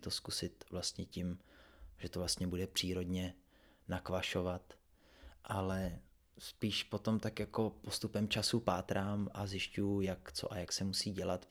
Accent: Třebsko, Central Bohemian Region, Czechia; já jsem ze Třebská, což je kousek od Příbramy

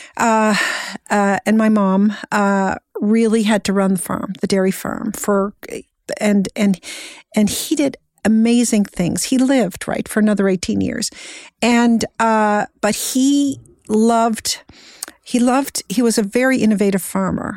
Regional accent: Cape Breton, Nova Scotia, Canada; I was born and raised in Cape Breton, Nova Scotia

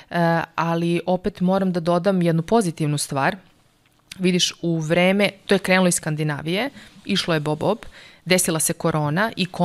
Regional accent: Serbia; moved away as an adult; also born or lived in Norway

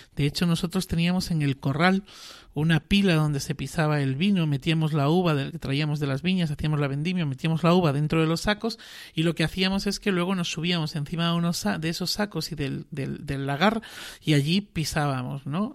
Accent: Extremadura, Spain; Extremadura, que es de donde soy yo

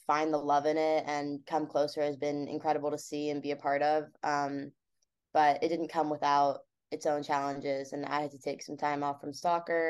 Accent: Bay Area, California, United States; I grew up in the Bay Area, so I'm not far from campus myself

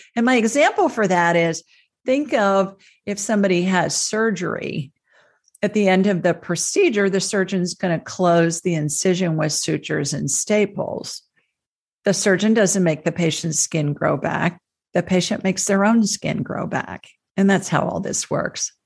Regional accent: Ohio, United States; moved away; where I grew up in Ohio

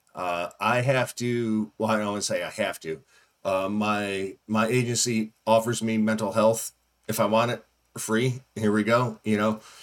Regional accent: Northeast, United States; now in Southeast, United States; I, I grew up in the Northeast

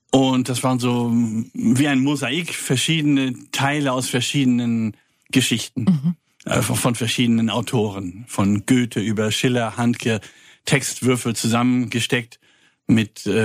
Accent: Kiel, Schleswig-Holstein, Germany; Als, da bin ich auch geboren, ich komme eigentlich aus Kiel. Man hört das.

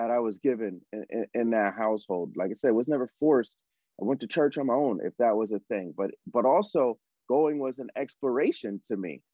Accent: Connecticut, United States; now in Los Angeles, United States; Where I grew up in Connecticut, as you know, on Plainfield Street

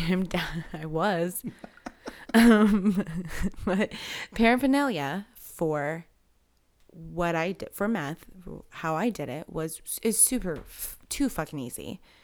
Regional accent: Galva, Illinois, United States; I'm from Galva, so I am not from Kewanee.

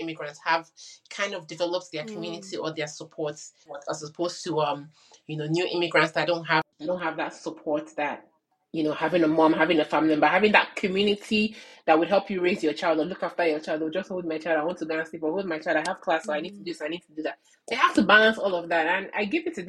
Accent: Nigeria; now in Canada; in Nigeria, we say, oh, connections

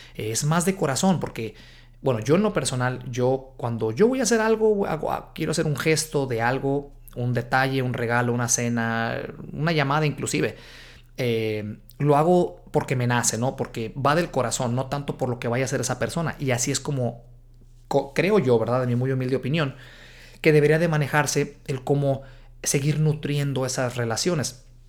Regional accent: Guadalajara, Jalisco, Mexico; moved away as an adult; now in United States; Guadalajara, Jalisco, México, de donde soy yo.

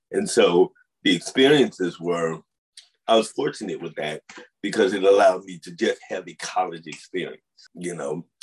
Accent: St. Louis, Missouri, United States; also born or lived in Upstate New York / Boston; You know, I came from St. Louis to upstate New York to Boston to Jersey for college.

